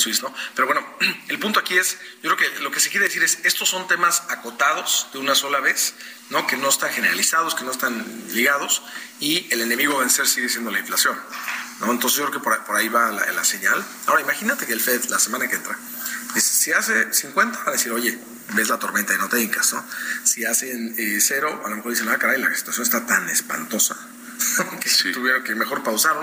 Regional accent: Mexico; en México hemos estado creciendo

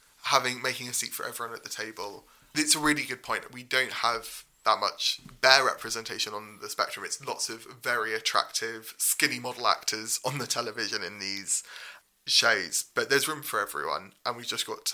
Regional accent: Cambridge, East of England, United Kingdom; I grew up in Cambridge, and I used to sneak in to the student theatre and watch the Footlights

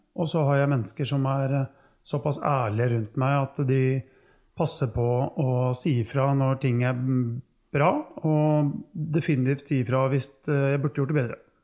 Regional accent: Norway; oppvekst hjemme på Tufte

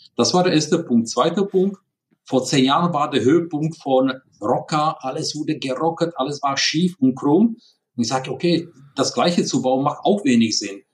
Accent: Prague, Czechia; German is a second language; now in Germany; Wie man hört, ich bin kein Deutscher, sondern ich bin in Prag geboren. Deswegen Entschuldigung für diese ja, leichte, starke Akzent

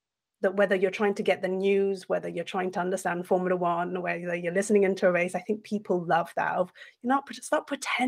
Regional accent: Brussels, Brussels-Capital Region, Belgium; first language French; English is a second language; moved away as an adult; also born or lived in France; now in United States; I was born in France, grew up in Belgium, British by passport, now currently living in America

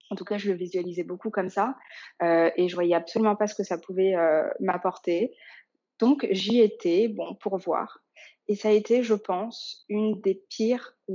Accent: Dakar, Senegal; born there; Euh, je suis née notamment au Sénégal, euh, à Dakar, où sont mes grands-parents encore maternels aujourd'hui.

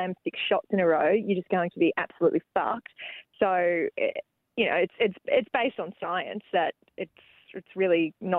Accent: Newcastle, New South Wales, Australia; I grew up in Newcastle.

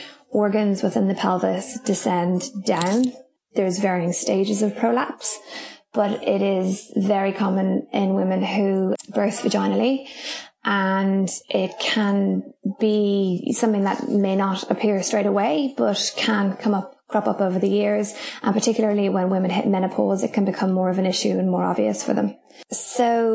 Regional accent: Ireland; moved away as an adult; now in Raglan, New Zealand; I am Irish, in case you can't tell by my accent. But I moved to New Zealand about 10 years ago

